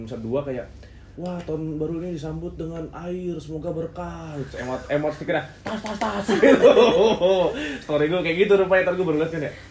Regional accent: Bekasi, West Java, Indonesia; Masalahnya waktu kecil nih kan di kampung gue tuh di Jatimulya nih Bekasi. Jatimulya.

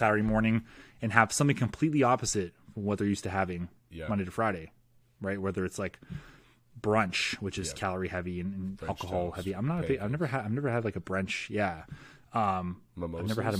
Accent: Canada; As a Canadian

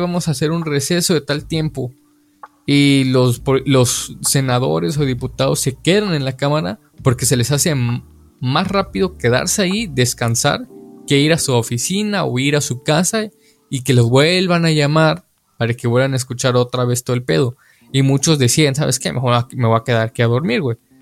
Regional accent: Mexico; como mexicanos eh, vemos

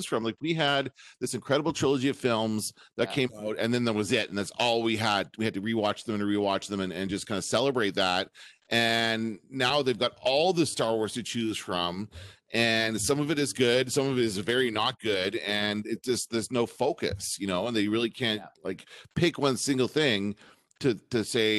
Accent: Canada; We're Canadian

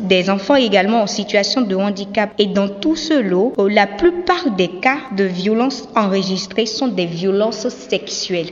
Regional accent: Benin; chez nous au Bénin.

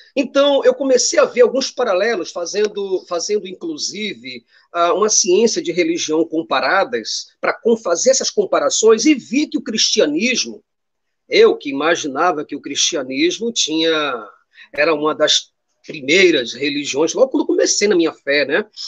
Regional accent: Recife, Pernambuco, Brazil; Eu sou daqui do Recife, Pernambuco

